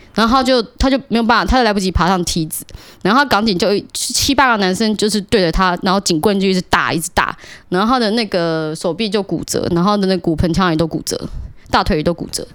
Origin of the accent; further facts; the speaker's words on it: Taiwan; 我是台湾人